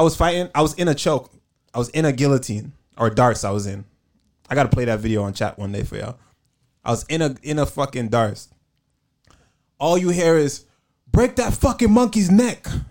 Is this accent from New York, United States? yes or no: yes; New York, United States; I'm from New York